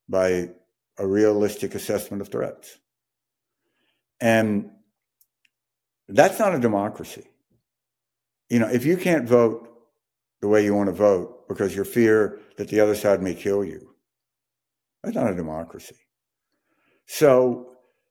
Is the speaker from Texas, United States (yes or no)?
no; Jackson, Mississippi, United States; I grew up in Jackson, Mississippi